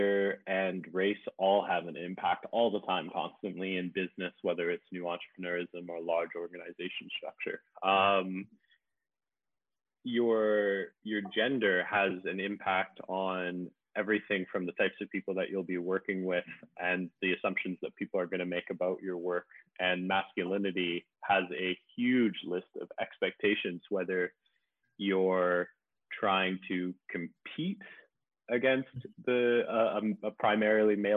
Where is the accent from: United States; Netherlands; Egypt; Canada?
Canada; moved away as an adult; also born or lived in Winnipeg; now in Malaysia; I work currently in Malaysia. I'm originally from Canada.